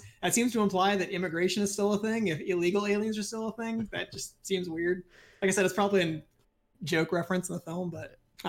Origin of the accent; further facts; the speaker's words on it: California, United States; I'm from California, so we call everybody bro or dude or guy.